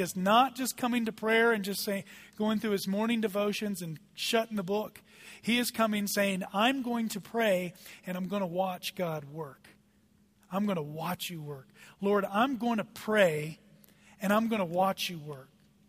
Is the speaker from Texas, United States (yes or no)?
yes; Dallas, Texas, United States; now in Eagle, United States; I come from Dallas. There are traffic jams, and it's daily. Dallas is a traffic jam.